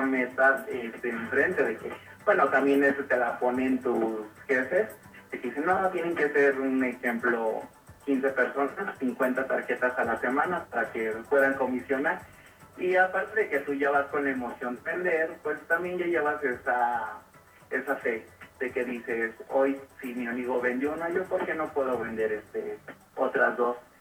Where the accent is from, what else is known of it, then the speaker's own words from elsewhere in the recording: Venustiano Carranza, Michoacán, Mexico; moved away as an adult; now in Mexico City, Mexico; soy originario de Michoacán, de Venustiano Carranza, el municipio.